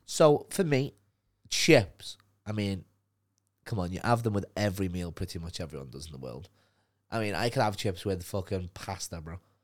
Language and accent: English; Liverpool, North West England, United Kingdom; accent: Liverpool; now in London, United Kingdom; my accent